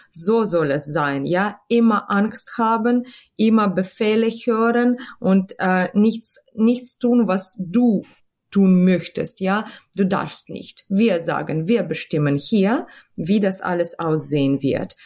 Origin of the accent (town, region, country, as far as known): Kharkiv, Kharkiv Oblast, Ukraine; born or raised there; German is a second language; moved away as an adult; now in Hanover, Germany